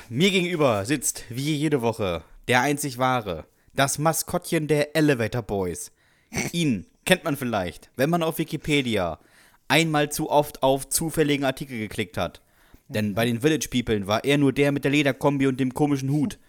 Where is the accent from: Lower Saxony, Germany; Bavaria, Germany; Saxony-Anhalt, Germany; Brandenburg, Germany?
Lower Saxony, Germany; Westerstede; in Westerstede, ja. meiner Heimatstadt